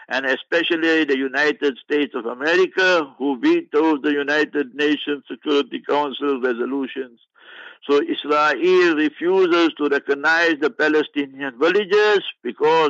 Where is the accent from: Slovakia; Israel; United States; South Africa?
South Africa; I'm a South African